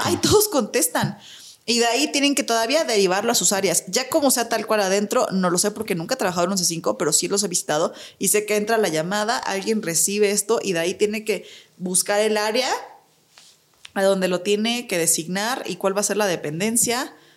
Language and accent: Spanish; Mexico; como mexicanos